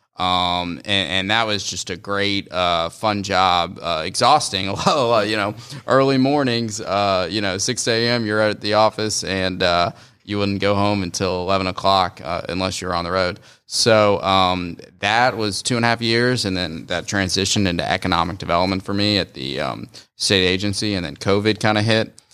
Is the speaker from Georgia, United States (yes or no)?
yes; Atlanta, Georgia, United States; also born or lived in Mississippi; Grew up, born and raised in Georgia, just, um, right in the, um, Buckhead, Sandy Springs area of Atlanta